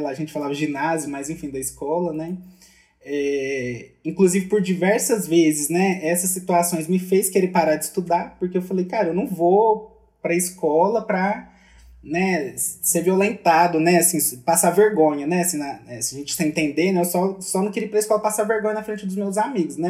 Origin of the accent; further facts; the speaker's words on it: Minas Gerais, Brazil; sou mineiro